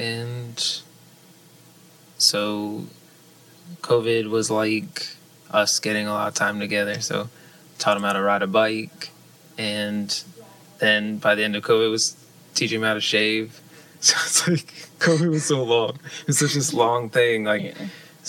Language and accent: English; Dartmouth, Massachusetts, United States; also born or lived in Boston / Charleston; I grew up in Dartmouth. I moved to Boston and went to school there and started really playing out there. And then I moved to Charleston, South Carolina.